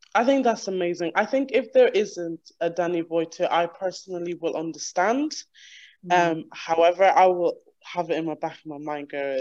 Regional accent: Ireland; moved away as an adult; now in United Kingdom; I'm from Ireland originally, and I moved here five years ago

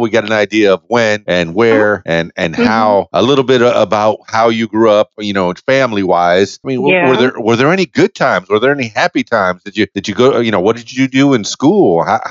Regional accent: Florida, United States; I grew up near the Everglades.

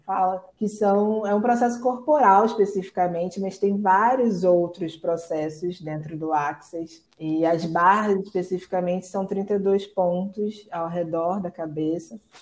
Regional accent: Rio de Janeiro, Brazil; estou aqui no Rio de Janeiro, está um calor a beça, nasci, cri, fui criada aqui mesmo

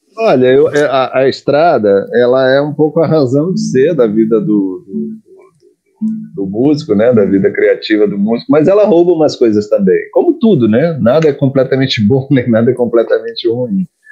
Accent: Brazil; accent: Brazilian; canto com sotaque brasileiro

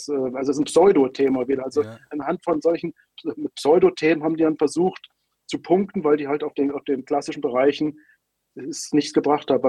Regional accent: Berlin, Germany; now in Hungary; Allein in meiner Heimatstadt Berlin letztes Jahr

